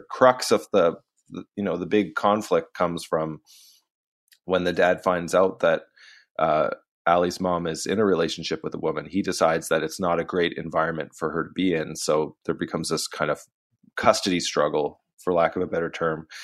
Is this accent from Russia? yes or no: no; Canada; I'm Canadian